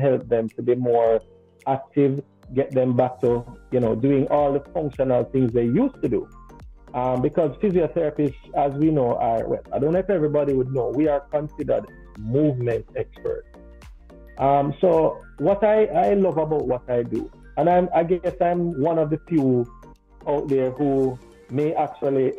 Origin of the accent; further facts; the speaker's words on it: Kingston, Jamaica; I was born and raised here in Kingston, Jamaica.